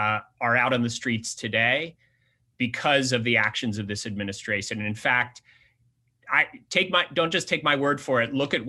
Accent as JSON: {"language": "English", "town": "New York City", "region": "New York", "country": "United States", "tie": "born or raised there", "said": "my growing up in New York City at a time when homelessness was exploding."}